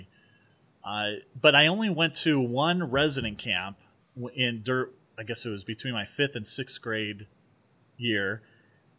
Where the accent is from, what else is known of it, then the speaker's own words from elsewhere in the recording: Norwalk, California, United States; also born or lived in Moreno Valley, California / Norco, California; I grew up in Southern California